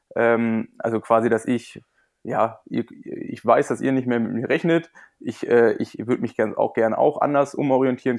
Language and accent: German; Berlin, Germany; moved away as an adult; also born or lived in Potsdam; ich bin ja ursprünglich Berliner